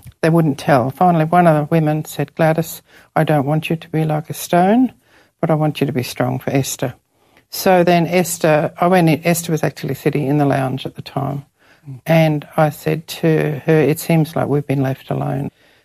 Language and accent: English; Ipswich, Queensland, Australia; moved away as an adult; also born or lived in India; now in Townsville, Australia; I came from Ipswich